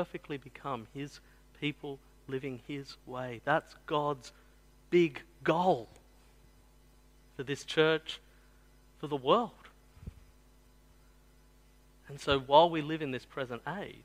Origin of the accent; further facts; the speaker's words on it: the Southwest, New South Wales, Australia; I grew up in the Southwest